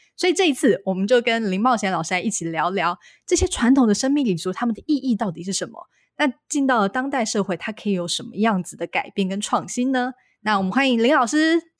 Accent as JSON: {"language": "Chinese", "region": "central Taiwan", "country": "Taiwan", "said": "因为我是中部人"}